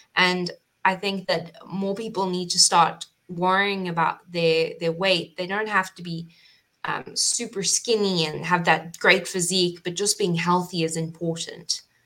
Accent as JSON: {"language": "English", "country": "South Africa", "moved": "as an adult", "lives_now": "Cayman Islands", "said": "originally I come from South Africa, so I studied at Stellenbosch"}